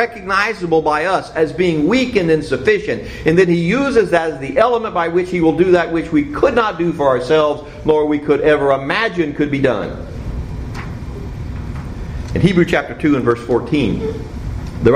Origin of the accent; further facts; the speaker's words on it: Cincinnati, Ohio, United States; when I was growing up in Cincinnati